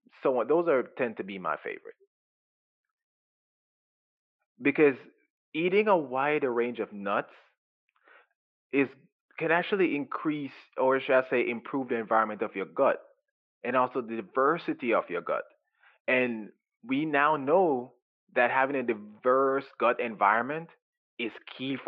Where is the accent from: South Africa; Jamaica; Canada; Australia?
Jamaica; now in United States; I was raised in Jamaica and everything we do is organic